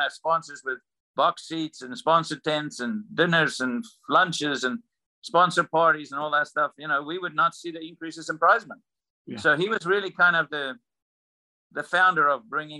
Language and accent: English; South Africa; moved away as an adult; now in United States; I've lived most of my adult life in America. I'm a South African at heart